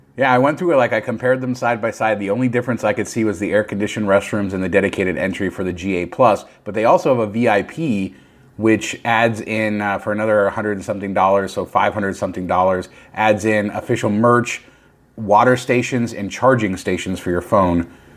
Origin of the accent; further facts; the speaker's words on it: Las Vegas, Nevada, United States; I grew up in Las Vegas